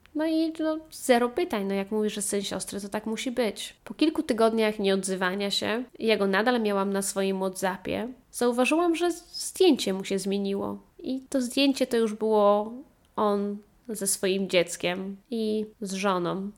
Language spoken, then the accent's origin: Polish; Poland; moved away; kiedy wróciłam z powrotem na ojczyznę